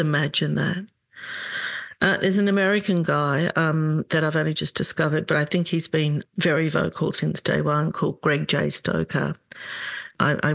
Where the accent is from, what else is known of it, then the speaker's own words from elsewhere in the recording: Australia; excuse my accent, I have been living in Australia all my life.